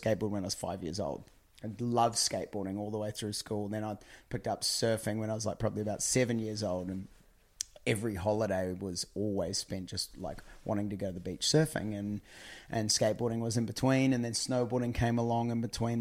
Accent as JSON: {"language": "English", "region": "just north of Auckland", "country": "New Zealand", "tie": "born or raised there", "also_born_or_lived": "Orlando, United States / California, United States", "moved": "as an adult", "lives_now": "Australia", "said": "I grew up in New Zealand, just north of Auckland"}